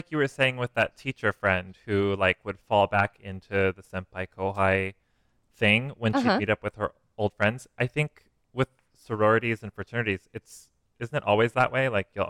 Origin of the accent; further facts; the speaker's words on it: United States; accent: American; they don't like our American accent.